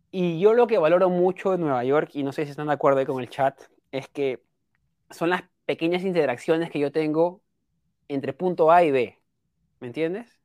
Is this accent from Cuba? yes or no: no; Peru; yo soy peruano